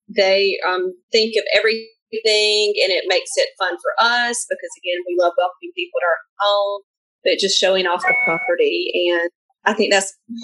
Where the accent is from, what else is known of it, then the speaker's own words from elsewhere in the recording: the South, United States; we just are really big fans of the South being Southerners